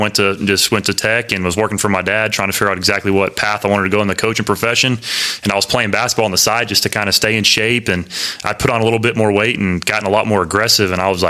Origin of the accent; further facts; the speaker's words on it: Abilene, Texas, United States; growing up in Abilene, Texas, as a really young kid